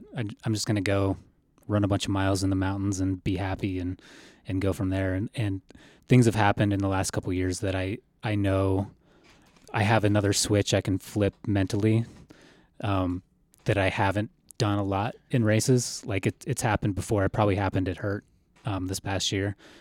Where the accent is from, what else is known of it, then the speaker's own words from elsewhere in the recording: Colorado, United States; I grew up in Colorado